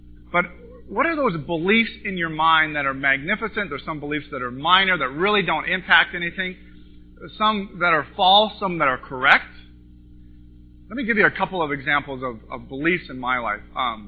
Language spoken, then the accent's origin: English; Montana, United States; moved away as an adult; now in California, United States; But anyway, I grew up in Montana. I moved to California in 1986 with a film degree, motion picture film degree